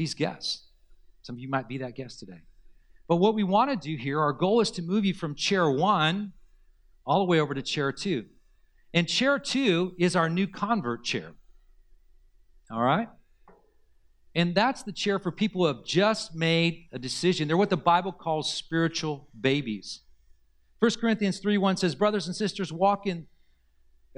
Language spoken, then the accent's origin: English; Southern California, United States; this is where I grew up is in Southern California